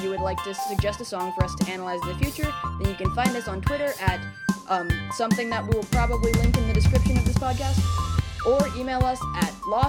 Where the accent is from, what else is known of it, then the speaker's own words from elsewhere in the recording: Portland, Oregon, United States; So we are from Portland, both of us, Portland, Oregon, and the Portland, Oregon city flag is pretty nice